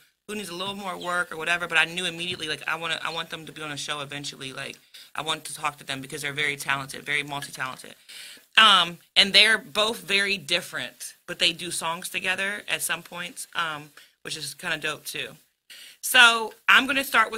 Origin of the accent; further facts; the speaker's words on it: Woodbridge, Virginia, United States; I'm from Woodbridge, you know what I'm saying? I'm a Woodbridge girl